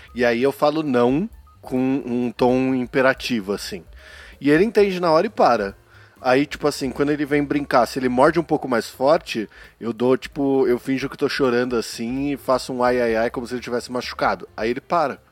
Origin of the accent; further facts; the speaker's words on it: São Paulo, Brazil; eu sou paulista, né, meu? A gente reduz tudo, meu